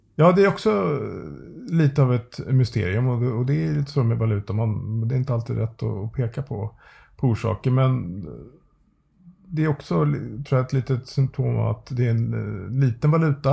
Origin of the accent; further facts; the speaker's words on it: Sweden; vi svenskar